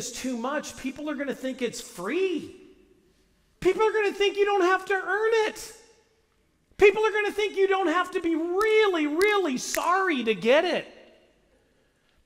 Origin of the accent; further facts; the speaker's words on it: St. Louis, Missouri, United States; And I was raised in St. Louis.